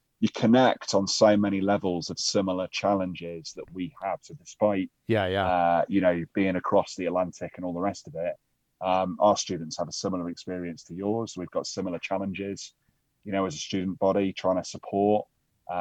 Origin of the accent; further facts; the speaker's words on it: Staffordshire, West Midlands, United Kingdom; now in Milton Keynes, United Kingdom; I grew up in a small county in the middle of England called Staffordshire